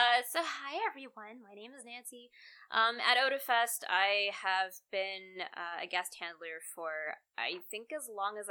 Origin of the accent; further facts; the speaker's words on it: Calgary, Alberta, Canada; we're from Calgary.